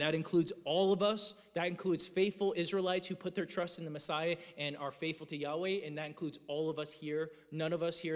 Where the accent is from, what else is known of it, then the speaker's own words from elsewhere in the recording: Georgia, United States; I grew up in Georgia